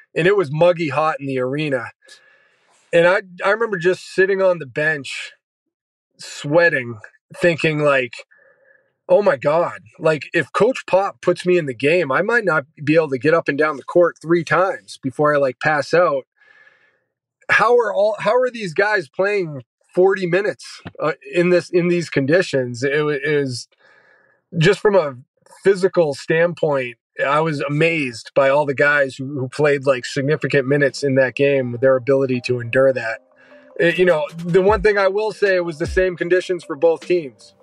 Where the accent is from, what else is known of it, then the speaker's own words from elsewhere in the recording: New Hampshire, United States; moved away as an adult; also born or lived in Florida; now in San Antonio, United States; I'm from New Hampshire